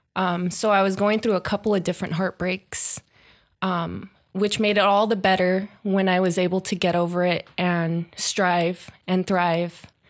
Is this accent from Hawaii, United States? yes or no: no; Long Beach, California, United States; I grew up in the Lakewood, Long Beach area